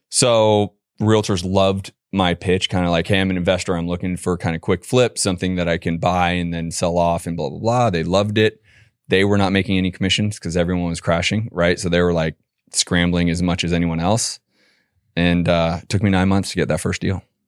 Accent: San Francisco, California, United States; moved away as an adult; also born or lived in Boston; I'm a California boy originally, born and raised in San Francisco

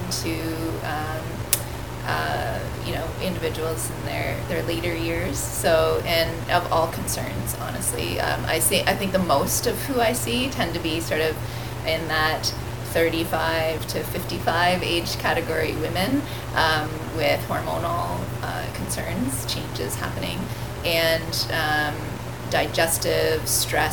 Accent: Brantford, Ontario, Canada; I grew up here. I grew up in Brantford. I've since moved out of Brantford

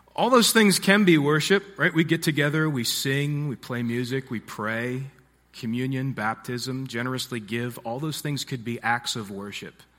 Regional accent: Harford County, Maryland, United States; also born or lived in Nashville / Baltimore; I grew up in Harford County, Maryland, which is just north of here.

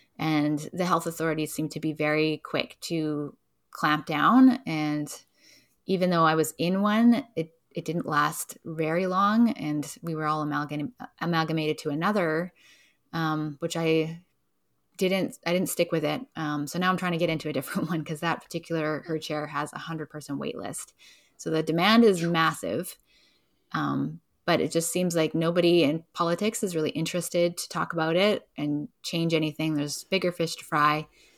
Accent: Edmonton, Alberta, Canada; born there; now in Vancouver, Canada; I was born in Edmonton, Alberta. But now I've been in Vancouver for most of my life

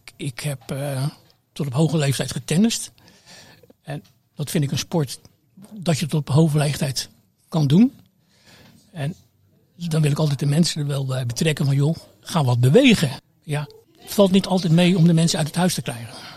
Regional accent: Rotterdam, South Holland, Netherlands; moved away as an adult; also born or lived in Amsterdam; now in Krimpen aan den IJssel, Netherlands; Ik kom uit Delfshaven

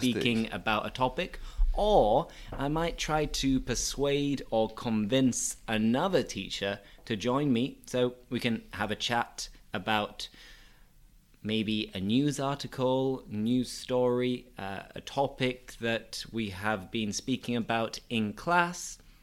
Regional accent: Bingley, Yorkshire and the Humber, United Kingdom; I'm from a small town in Bradford, and that town is called Bingley.

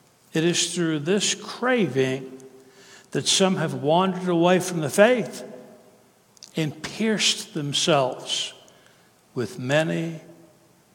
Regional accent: Kentucky, United States; now in Tennessee, United States; I'm from Kentucky, but I live in Tennessee

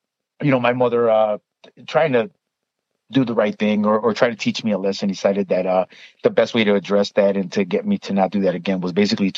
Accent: Chicago, Illinois, United States; I am originally from Chicago, born and raised

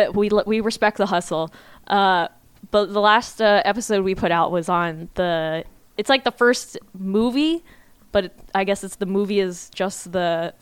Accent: Virginia, United States; moved away; I'm in Virginia half the time because my parents live here and I went to high school here.

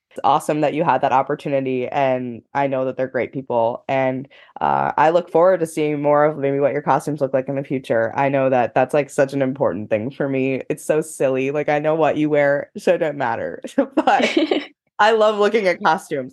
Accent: United States; i have personally never experienced a world championship in my home country

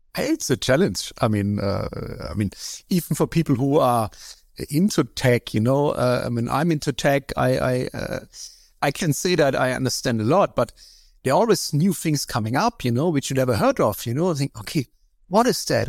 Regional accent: East Germany, Germany; I grew up in East Germany

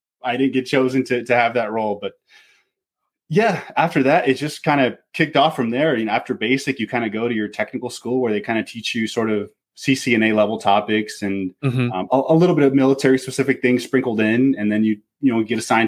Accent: Pacific Northwest, United States; I'm from the Pacific Northwest

